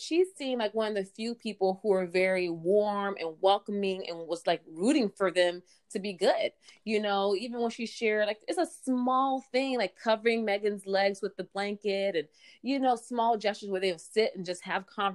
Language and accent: English; United States; being an American